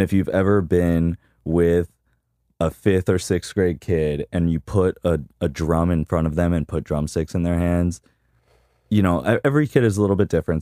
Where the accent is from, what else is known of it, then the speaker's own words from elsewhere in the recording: Key West, Florida, United States; I grew up in Key West